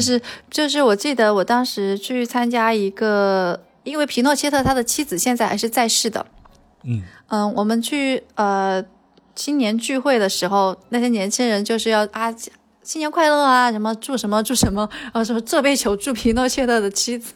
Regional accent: China; moved away as an adult; also born or lived in Santiago, Chile; 我们这里多了一个中国人

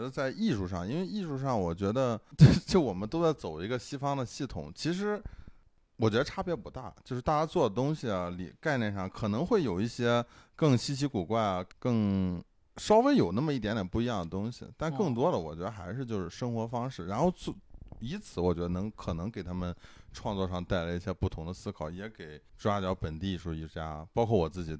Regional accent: China; 不像我们中国人，可能这会儿我偏左，那会儿我偏右，

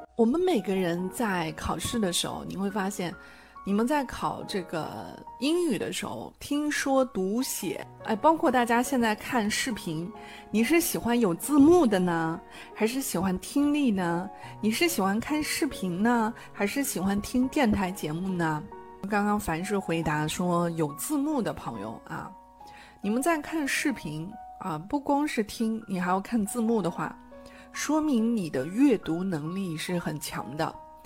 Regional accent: China; 我们中国人

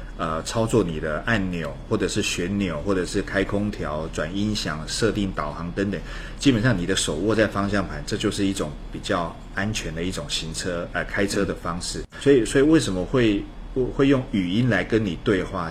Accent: Taiwan; 我们叫 look， 在台湾叫 look

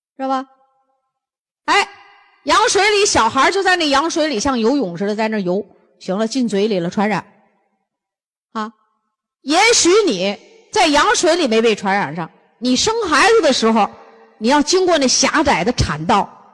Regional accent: Northeast China, China; 我们东，北方人

